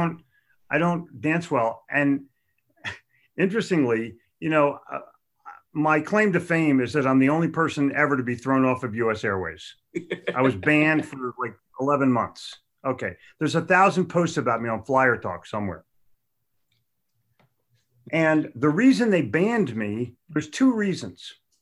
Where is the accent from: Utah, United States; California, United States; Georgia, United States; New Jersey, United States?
New Jersey, United States; Haddonfield; moved away; also born or lived in Philadelphia / Charlotte; I grew up in Haddonfield, New Jersey, where we had a grammar lesson in high school